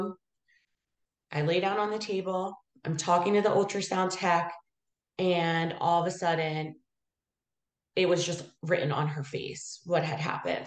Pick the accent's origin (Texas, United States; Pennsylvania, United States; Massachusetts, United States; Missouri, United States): Pennsylvania, United States; Abington; born and raised in Abington